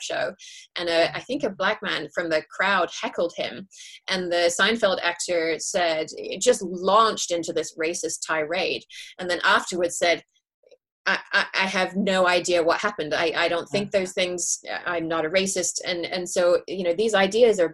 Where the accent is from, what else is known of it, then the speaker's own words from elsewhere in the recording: England, United Kingdom; now in California, United States; I'm English originally